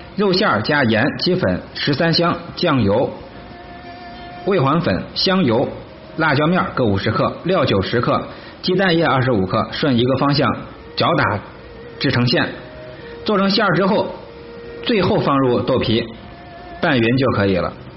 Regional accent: Henan, China; 咱们河南人

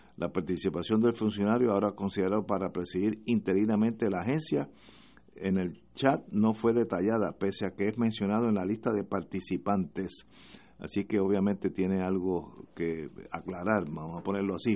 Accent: Puerto Rico; los tres que estamos aquí somos puertorriqueños

